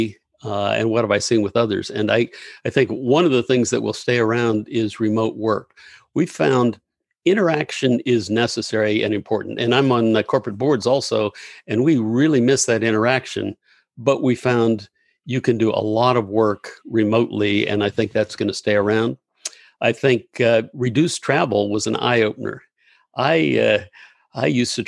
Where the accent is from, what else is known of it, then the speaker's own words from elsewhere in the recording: Gainesville, Florida, United States; also born or lived in Pittsburgh, Pennsylvania; I grew up in Gainesville